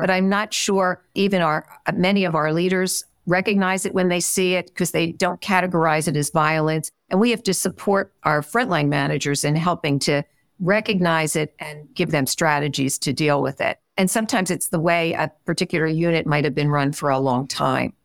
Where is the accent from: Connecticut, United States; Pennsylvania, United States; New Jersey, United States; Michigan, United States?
Pennsylvania, United States; Philadelphia; moved away; also born or lived in Midwest; I'm originally from Philadelphia, and when I went out to the Midwest